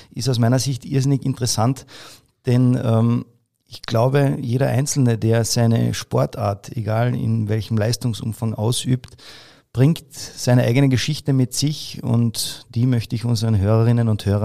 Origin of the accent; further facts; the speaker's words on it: Carinthia, Austria; Jetzt kann man sich das vielleicht so vorstellen als Kärntner.